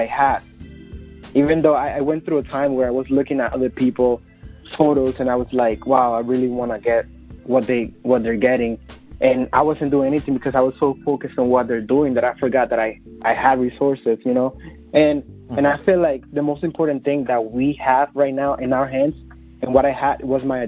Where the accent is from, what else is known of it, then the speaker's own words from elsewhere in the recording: Dominican Republic; English is a second language; moved away as an adult; now in New York City, United States; I was born and raised in the Dominican Republic. I came to the United States about 7 years ago